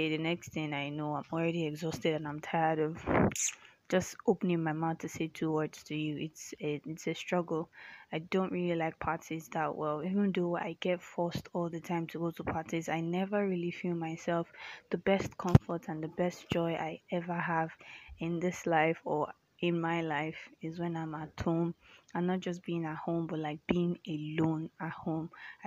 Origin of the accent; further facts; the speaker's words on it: Nigeria; also born or lived in Lagos, Nigeria; I'm a Nigerian